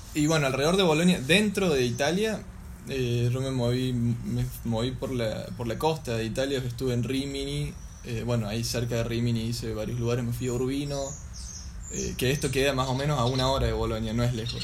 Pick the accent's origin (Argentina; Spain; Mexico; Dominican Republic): Argentina; yo les decía que era argentino